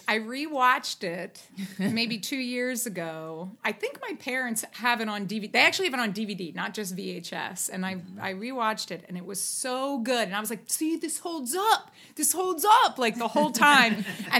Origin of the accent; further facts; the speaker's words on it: New Jersey, United States; I'm from New Jersey.